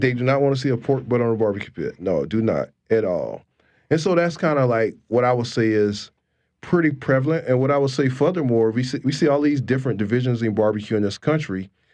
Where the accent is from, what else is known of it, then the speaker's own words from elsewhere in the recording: South Carolina, United States; I grew up in South Carolina doing.